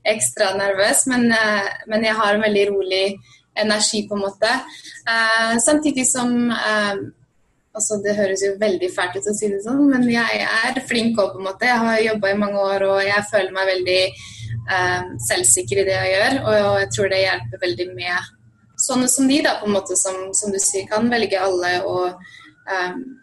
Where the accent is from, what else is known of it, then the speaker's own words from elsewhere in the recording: Svelvik, Buskerud, Norway; moved away as an adult; now in Los Angeles, United States; Jeg er fra Svelvik opprinnelig, eller Nesbygda, som er midt mellom Drammen og Svelvik